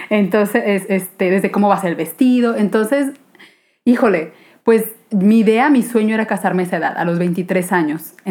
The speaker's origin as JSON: {"language": "Spanish", "town": "Guadalajara", "region": "Jalisco", "country": "Mexico", "said": "soy aquí de Guadalajara"}